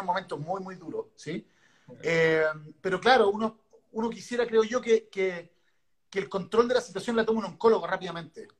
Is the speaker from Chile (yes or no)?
yes; Santiago, Santiago Metropolitan Region, Chile; soy de Santiago.